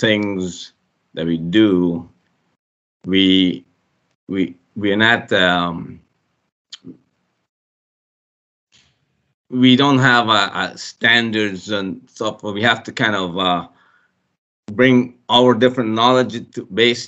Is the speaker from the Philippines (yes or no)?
no; Guyana; Growing up in Guyana, there was a lot of poor folk